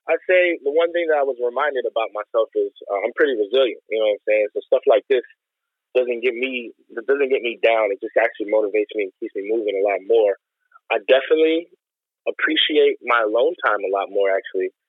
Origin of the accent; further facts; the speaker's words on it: Chicago, Illinois, United States; we're from the west side of Chicago.